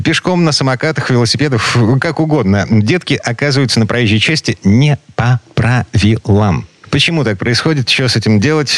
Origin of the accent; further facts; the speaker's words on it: Kirov, Kirov Oblast, Russia; moved away; Я вот жил в таком квартале у себя на родине в Кирове.